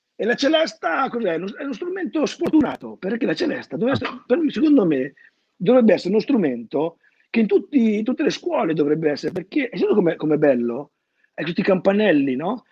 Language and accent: Italian; Emilia-Romagna, Italy; moved away as an adult; also born or lived in Bologna; conservatorio di Ceseno ho fatto io perché sono romagnolo